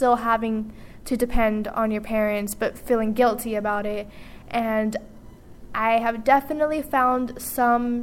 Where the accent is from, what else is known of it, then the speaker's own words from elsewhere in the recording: San Jose, California, United States; moved away as an adult; now in San Francisco, United States; I'm from San Jose, so I'm like not too far away